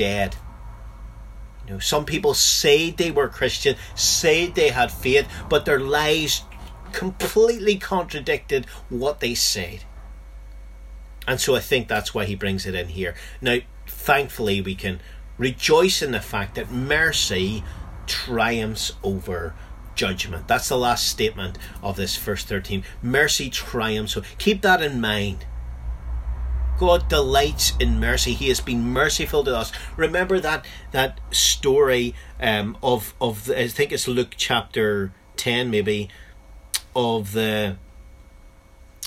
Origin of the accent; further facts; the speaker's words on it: Northern Ireland, United Kingdom; in Northern Ireland, my home country